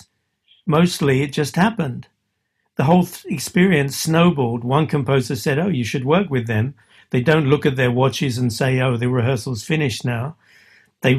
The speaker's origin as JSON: {"language": "English", "region": "England", "country": "United Kingdom", "said": "I'm English"}